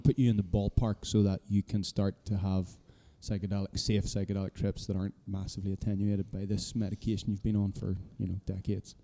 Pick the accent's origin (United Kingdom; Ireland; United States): Ireland; being Irish, we knew, we're just this little rock on the edge of the Atlantic